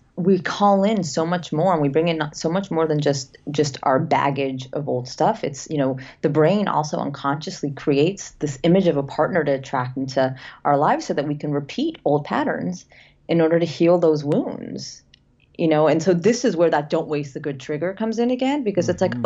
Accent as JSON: {"language": "English", "region": "London", "country": "United Kingdom", "tie": "born or raised there", "moved": "yes", "lives_now": "Los Angeles, United States", "said": "I was born in London, moved here"}